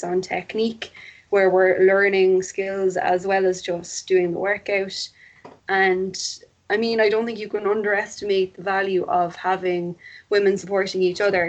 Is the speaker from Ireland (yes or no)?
yes; Cork, Munster, Ireland; I'm from Cork. I live in Cork. I've always lived in Cork.